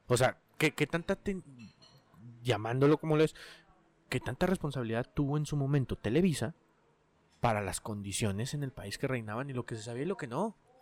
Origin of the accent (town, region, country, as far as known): Mexico